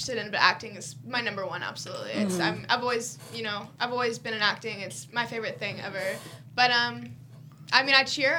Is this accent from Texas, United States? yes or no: yes; Arlington, Texas, United States; I'm … from Arlington, Texas